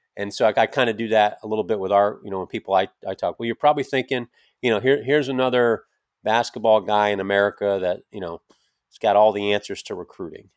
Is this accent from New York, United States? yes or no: yes; Schenectady, New York, United States; upstate New York, Schenectady, my hometown